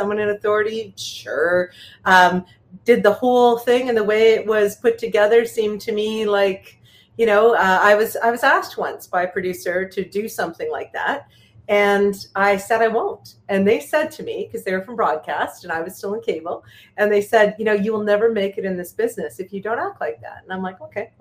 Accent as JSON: {"language": "English", "country": "Canada", "said": "I'm a Canadian"}